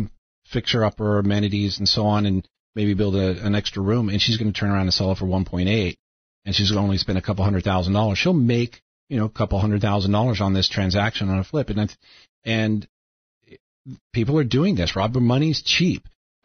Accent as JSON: {"language": "English", "town": "Vienna", "region": "Virginia", "country": "United States", "tie": "born or raised there", "moved": "yes", "said": "My hometown of Virginia, almost every house is a tear down and rebuild."}